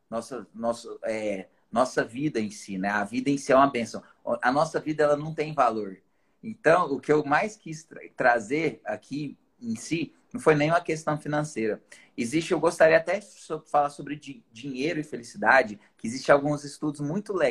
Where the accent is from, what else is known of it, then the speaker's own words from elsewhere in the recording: Tupã, São Paulo, Brazil; Sou da cidade de Tupã, interior de São Paulo.